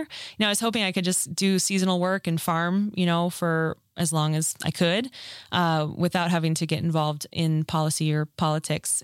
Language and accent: English; Minneapolis, Minnesota, United States; moved away as an adult; also born or lived in Mankato, Minnesota; now in Colorado, United States; I grew up in Minnesota